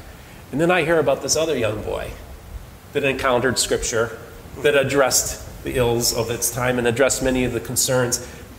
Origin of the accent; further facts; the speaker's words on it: Munster, Indiana, United States; You attended in my hometown of Munster, yep, Indiana